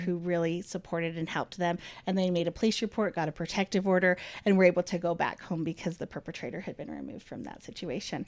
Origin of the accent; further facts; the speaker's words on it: Ogden, Utah, United States; I grew up in Ogden